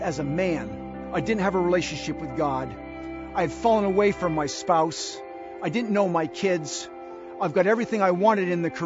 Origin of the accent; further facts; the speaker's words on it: New England, Massachusetts, United States; I was born and raised in New England in a great family with great parents and a great sister. It was winters and falls in Massachusetts